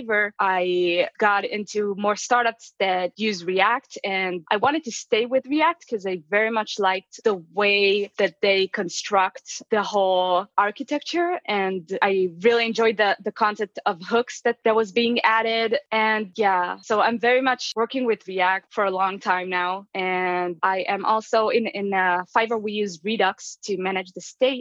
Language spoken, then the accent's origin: English; Israel; moved away as an adult; now in Las Vegas, United States; I'm actually originally from Israel. Right now I live in Las Vegas